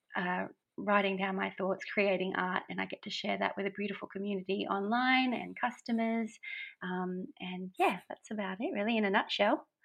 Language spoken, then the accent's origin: English; Brisbane, Queensland, Australia; moved away as an adult; now in Gold Coast, Australia; I live on the Gold Coast in beautiful Oz. Um, I'm originally from Brisbane